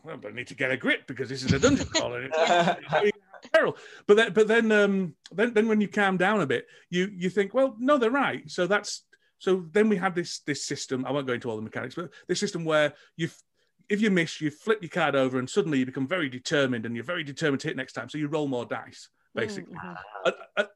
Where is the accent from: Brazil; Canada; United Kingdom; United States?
United Kingdom; England; I'm English